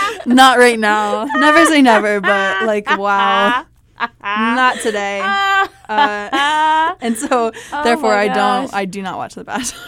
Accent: Des Moines, Iowa, United States; I am. Oh, yep. Yeah. I'm from Des Moines.

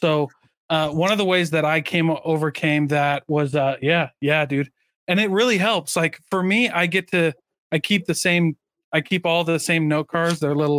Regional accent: Midwest, United States; I grew up in the Midwest. We rode trains all the time.

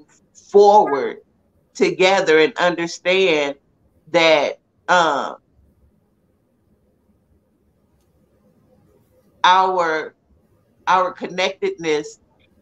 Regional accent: San Antonio, Texas, United States; I grew up in San Antonio

